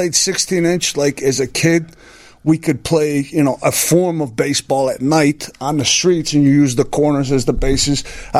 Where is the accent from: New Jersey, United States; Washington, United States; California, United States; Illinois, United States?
Illinois, United States; Chicago; born or raised there